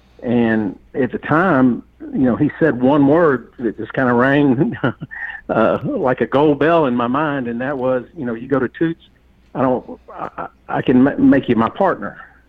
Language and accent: English; Memphis, Tennessee, United States; moved away as an adult; also born or lived in Nashville; now in Murfreesboro, United States; I'm born and raised in Memphis.